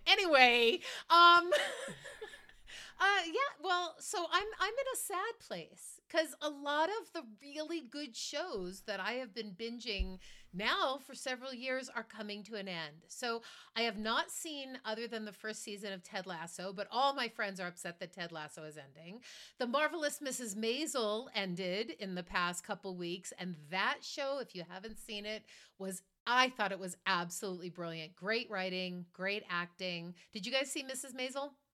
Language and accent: English; Marblehead, Massachusetts, United States; I grew up in Marblehead, Massachusetts